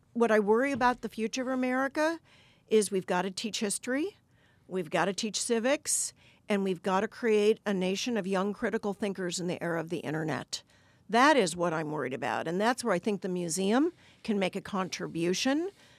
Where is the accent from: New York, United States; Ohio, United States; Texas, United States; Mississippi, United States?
Ohio, United States; Cleveland; moved away as an adult; now in Washington, United States; I was from Cleveland, Ohio. I grew up there. I decided in my mid-30s I wanted to do something meaningful with my life, and I picked Washington as